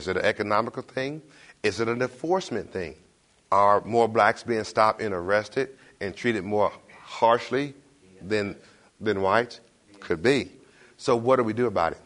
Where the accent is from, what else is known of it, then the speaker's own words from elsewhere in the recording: Detroit, Michigan, United States; now in Knoxville, United States; I am originally from Detroit.